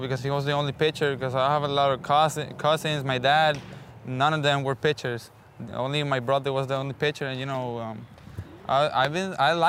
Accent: San Juan, Puerto Rico; I was born in San Juan, Puerto Rico. Basically, I've been living there since I was a little kid, since I was born

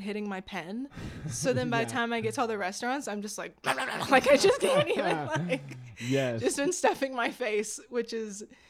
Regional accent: Phoenix, Arizona, United States; I'm from Phoenix.

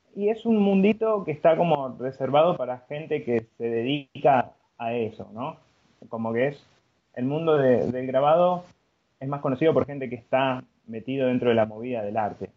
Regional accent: Buenos Aires, Argentina; yo, soy de Buenos Aires, Argentina

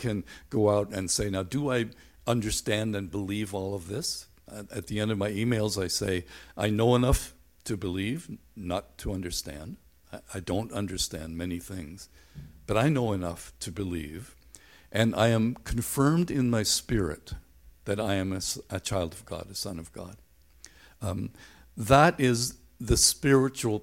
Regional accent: Northern Ireland, United Kingdom; Growing up in Northern Ireland

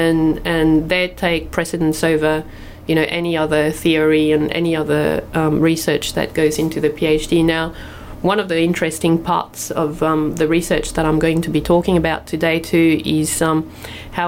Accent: France; moved away as an adult; also born or lived in Tweed, Australia; now in Australia; I came to Australia from France. I was French. I came to Australia when I was 22

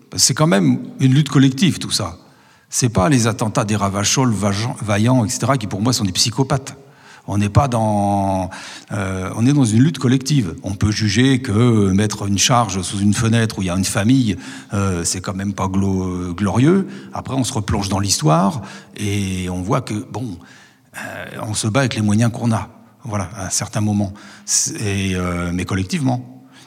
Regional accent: Montchanin, Bourgogne-Franche-Comté, France; also born or lived in Le Creusot; je suis de Montchanin

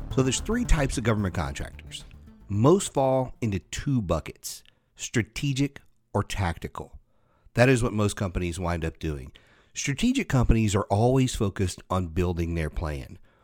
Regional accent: Louisiana, United States; I grew up in Louisiana

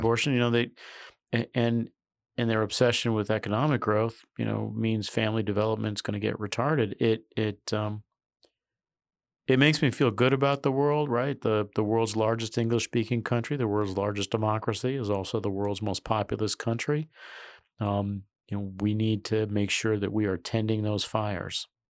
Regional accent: New York, United States; I'm a New Yorker

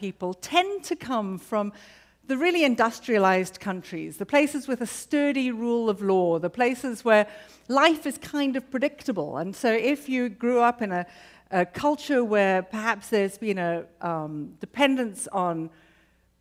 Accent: United Kingdom; now in Arlington, United States; as a Brit living in America

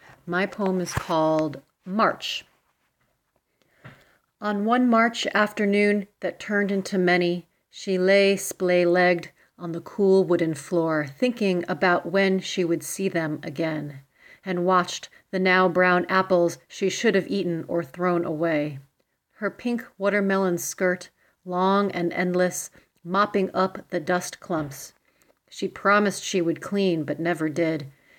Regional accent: Brooklyn, New York, United States; I'm from Brooklyn, New York.

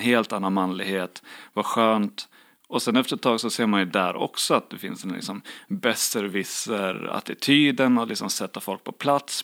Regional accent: Borlänge, Dalarna County, Sweden; moved away as an adult; also born or lived in Uppsala; jag kom från Borlänge som är liksom arbetarklassstad. Eh, ja, ganska macho miljö att växa upp

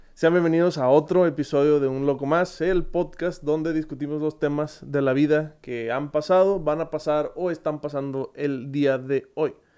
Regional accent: Monterrey, Nuevo León, Mexico; accent: regio; soy de Monterrey, creo que si no lo habían notado por el magnífico acento regio que tengo en todos los videos

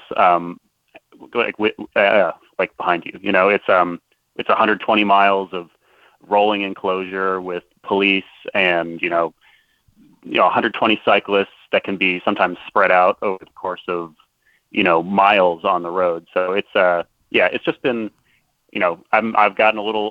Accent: Philadelphia, Pennsylvania, United States; I'm not quite from Baltimore, but you know, Philly's close

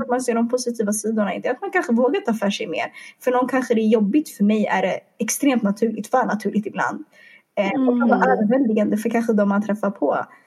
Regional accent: Stockholm, Stockholm County, Sweden; jag är från Stockholm

